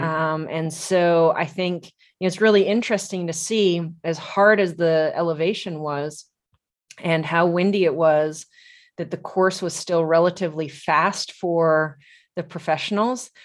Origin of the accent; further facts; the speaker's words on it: Tucson, Arizona, United States; I'm from Tucson